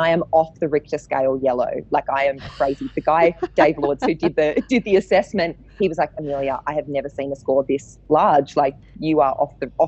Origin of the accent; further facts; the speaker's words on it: Sydney, New South Wales, Australia; moved away as an adult; now in Melbourne, Australia; I am a Sydney girl. I grew up in Manly, so a beachside town on Sydney's northern beaches.